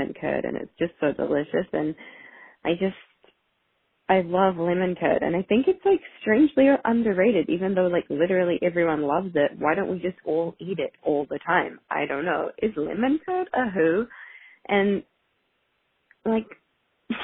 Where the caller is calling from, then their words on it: New Zealand; I am calling you from New Zealand.